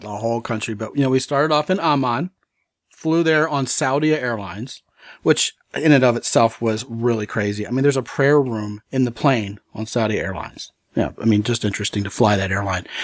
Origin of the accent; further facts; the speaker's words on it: United States; I was from America